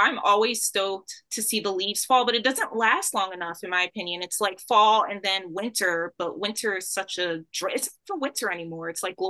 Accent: United Kingdom; I told you I'm a British.

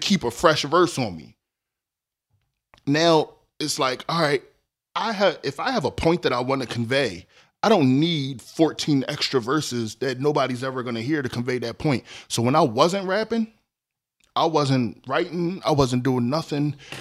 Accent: Philadelphia, Pennsylvania, United States; I'm from North Philly. I went to school in South Philly

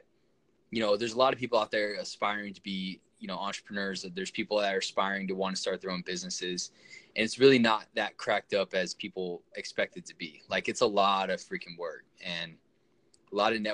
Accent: Orange County, California, United States; moved away; I'm from Orange County

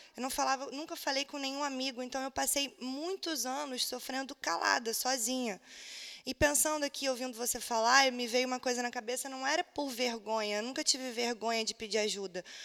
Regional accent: interior of Paraná, Brazil; moved away as an adult; now in Rio de Janeiro, Brazil; sou do interior do Paraná

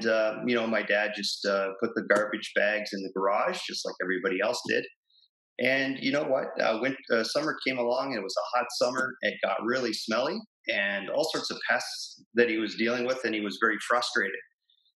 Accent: Plattsville, Ontario, Canada; also born or lived in New Hamburg; I grew up in a little town called Plattsville, which is a small little agricultural town just outside of Kitchener-Waterloo

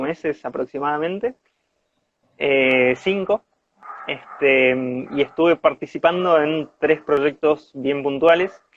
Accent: Corrientes, Argentina; moved away as an adult; now in Bariloche, Argentina; primo de Francisco, eh, de Corrientes

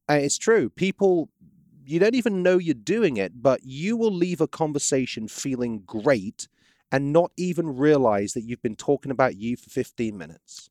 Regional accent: England, United Kingdom; moved away as an adult; now in Baton Rouge, United States; I'm British

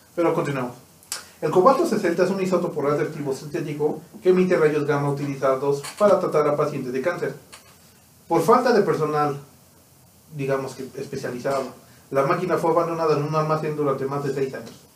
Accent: Mexico

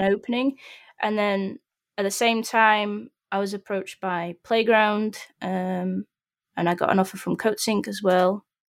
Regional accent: Sheffield, Yorkshire and the Humber, United Kingdom; I'm originally from Sheffield

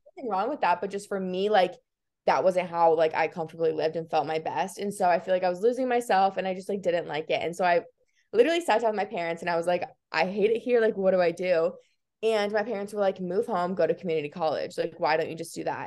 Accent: Iowa, United States; I was born and raised in Iowa, which everyone thinks is so crazy, um, but I kinda love it. I'm, like, a very proud Iowan

